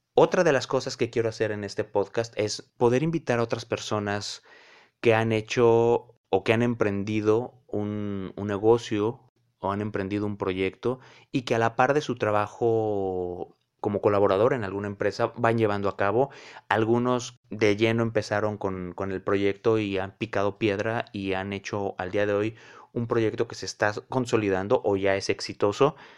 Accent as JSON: {"language": "Spanish", "town": "León", "region": "Guanajuato", "country": "Mexico", "tie": "born or raised there", "moved": "yes", "lives_now": "Cancún, Mexico", "said": "soy oriundo de León, Guanajuato, pero la vida me ha llevado a distintos puntos. Ahora vivo en Cancún"}